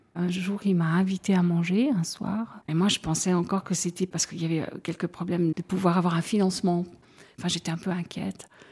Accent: Broye, Vaud, Switzerland; now in Fribourg, Switzerland; j'habite à Fribourg, mais je suis euh, vaudoise en réalité, je viens de la Broye

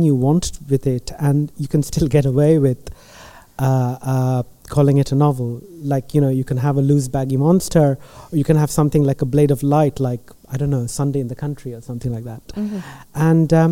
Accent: India; I'm Indian

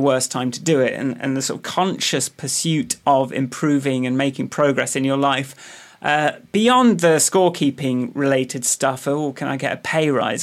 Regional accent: Radcliffe on Trent, East Midlands, United Kingdom; born or raised there; now in London, United Kingdom

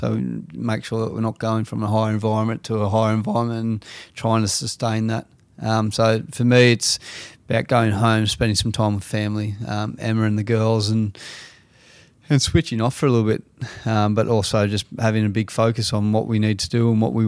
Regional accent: Australia; So I think for us as Australian cricket team, I think we just really need to focus on what we do really well

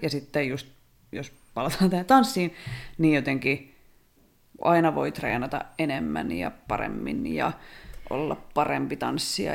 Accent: Rauma, Satakunta, Finland; Mä oon Raumalta.

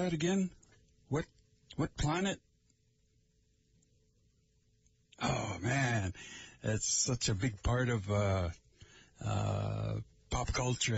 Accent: Lake Vermilion area, Minnesota, United States; I am from the Lake Vermilion area

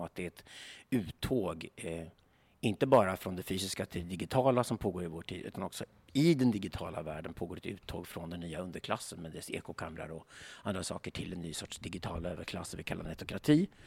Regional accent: Sweden

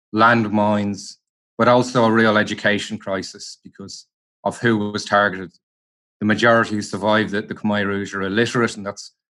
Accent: Ireland; now in Cambodia; So part of my identity is I'm Irish. Another part of my identity is I've lived in Cambodia for 6 years.

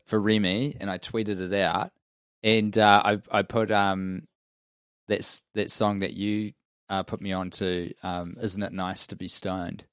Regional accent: United Kingdom; we are two British men

